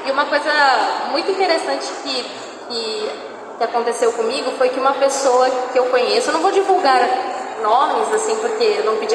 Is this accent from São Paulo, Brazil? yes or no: yes; São Paulo, Brazil; born there; ah, nasci em São Paulo.